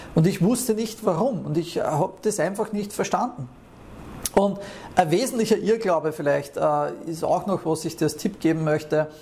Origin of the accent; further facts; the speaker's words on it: Austria; moved away as an adult; Ich bin teilweise vier Stunden äh, von meinem Heimatort nach Wien gependelt